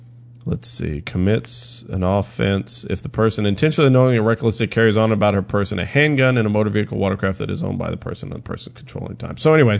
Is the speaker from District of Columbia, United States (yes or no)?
no; Texas, United States; So you're telling me, as a Texan, I can go to New Mexico, open carry.